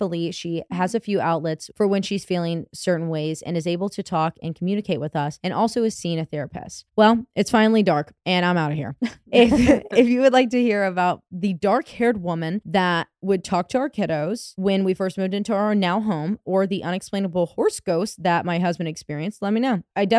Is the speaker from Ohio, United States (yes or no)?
yes; Ohio, United States; we are both from Northeast Ohio and not from Germany, and neither one of us are German.